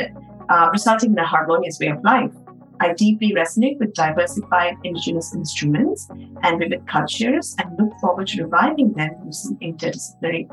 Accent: Chennai, Tamil Nadu, India; now in New York, United States; my hometown in Chennai. South India.

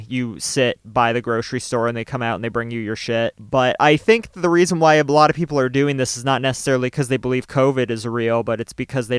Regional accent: Lewiston, Maine, United States; oh, I'm from Lewiston.

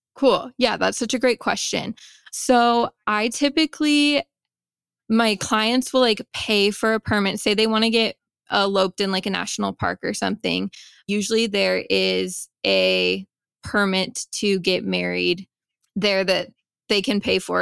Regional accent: Vancouver, Washington, United States; also born or lived in Seattle, Washington; I am from Vancouver, Washington

